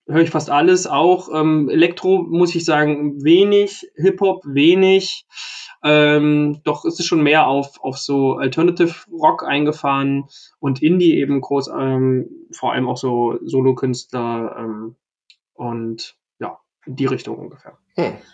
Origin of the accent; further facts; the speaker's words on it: Thuringia, Germany; Ich komme ja aus Thüringen, aus Südthüringen. Das ist schon wieder so nah äh, an Franken dran, dass bei uns, glaube ich, irgendwie nur 20 Kilometer weiter weg man auch so spricht.